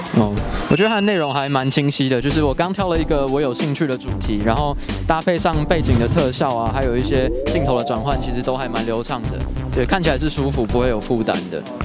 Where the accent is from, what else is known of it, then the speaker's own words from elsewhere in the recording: Taiwan; 我们是台湾人